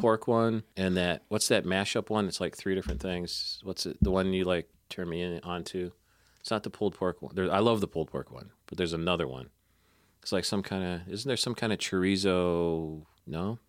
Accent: Northern Ohio, United States; I'm from Northern Ohio, but that's just Great Lakes

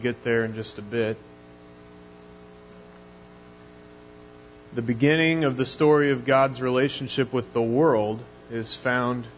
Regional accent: Mission, Kansas, United States; now in El Dorado, United States; I grew up in Mission, Kansas, which is, you know, one of the smaller Kansas City suburbs

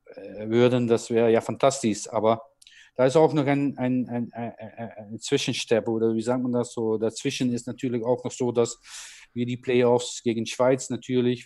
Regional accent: Netherlands; German is a second language; moved away as an adult; now in Germany; aus meinem Land, ne, aus meinem Geburtsland

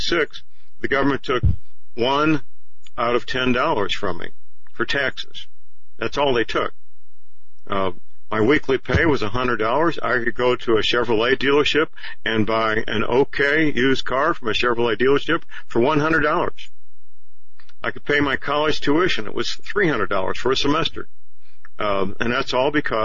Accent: St. Louis, Missouri, United States; St. Louis, my hometown

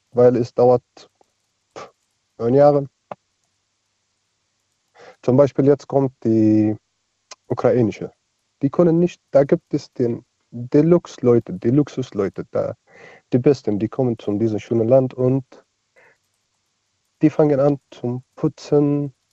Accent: Bahrain; German is a second language; Ich komme aus Bahrain. Was, wo, woher? Bahrain. Das ist? Bahrain, kleine Insel neben Saudi-Arabien.

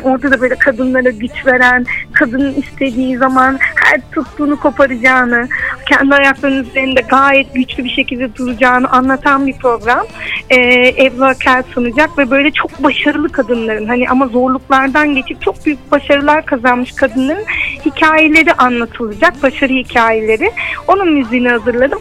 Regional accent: Turkey; ben e, bu, bu topraklarda büyüdüm, bu coğrafyada yaşadım

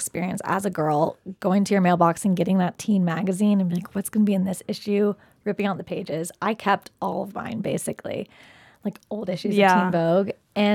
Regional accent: Nashville, Tennessee, United States; now in New York, United States; I'm from Nashville.

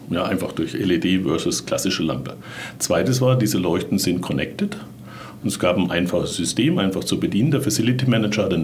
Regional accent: Bavaria, Germany; Jetzt bin ich ja Franke

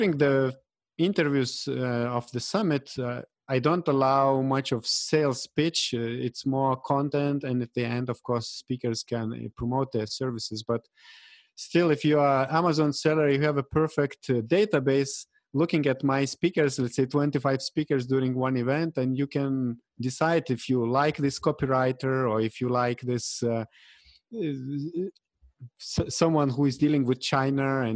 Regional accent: Lithuania; at the moment, I'm in Lithuania, in my home country in Eastern Europe

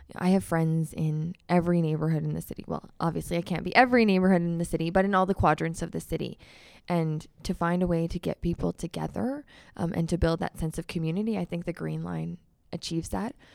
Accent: Calgary, Alberta, Canada; I am born and raised in Ward Nine, um, which is the communities that I am running to be their city councilor and grew up in Forest Lawn

